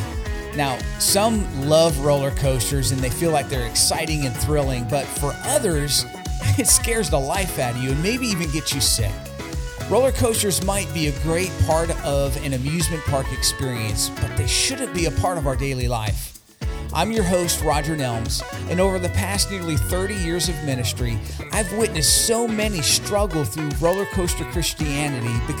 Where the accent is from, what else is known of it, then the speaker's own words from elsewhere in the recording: Hazleton, Pennsylvania, United States; my hometown of Hazleton, Pennsylvania